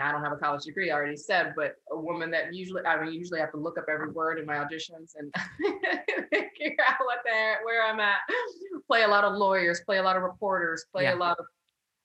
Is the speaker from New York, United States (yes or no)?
no; San Clemente, California, United States; growing up in San Clemente